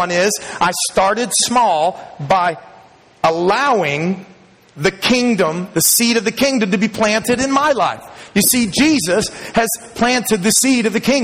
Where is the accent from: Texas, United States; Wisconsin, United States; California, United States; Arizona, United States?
Texas, United States; Dallas; When I was a young man growing up in Texas, I grew up in Dallas